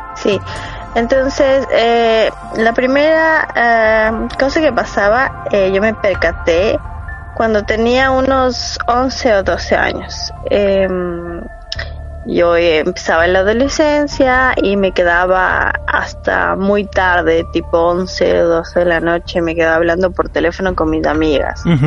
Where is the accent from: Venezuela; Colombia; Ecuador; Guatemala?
Ecuador; Quito, Pichincha; moved away as an adult; also born or lived in Rotterdam, Netherlands; now in Netherlands; nací en Ecuador y viví toda mi vida ahí hasta los 29 años